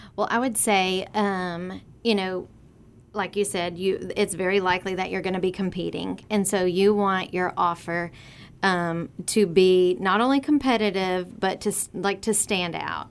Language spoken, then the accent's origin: English; Vidor, Texas, United States; also born or lived in Port Neches, Texas / Laurel, Mississippi; I am born and raised in Vider, still live there now